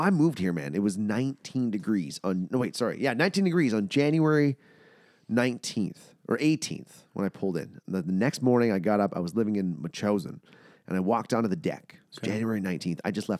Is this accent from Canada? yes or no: yes; Brandon, Manitoba, Canada; Brandon, Manitoba.